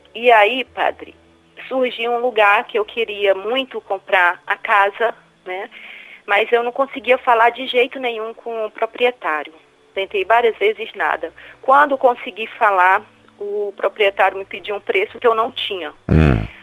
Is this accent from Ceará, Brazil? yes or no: yes; Ceará, Brazil; now in Rio de Janeiro, Brazil; Falo do Rio de Janeiro, mas sou cearense.